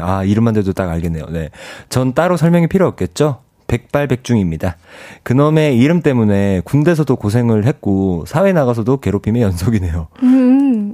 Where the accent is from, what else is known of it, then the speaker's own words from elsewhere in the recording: Ulsan, South Korea; 전 고향이 울산이거든요